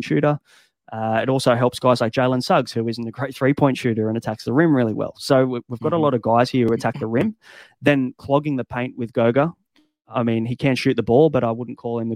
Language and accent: English; Australia; as an Aussie